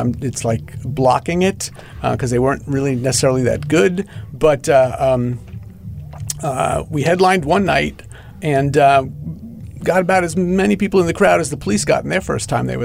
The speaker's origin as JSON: {"language": "English", "area": "Long Island", "region": "New York", "country": "United States", "tie": "born or raised there", "said": "I grew up on Long Island."}